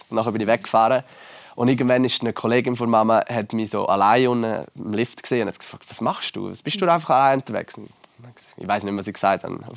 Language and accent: German; Laax, Graubünden, Switzerland; bei uns in Lachs hat es halt schon mega früh so einen Snowpark gehabt und ich bin ja eigentlich auch in Ski Alpin gefahren.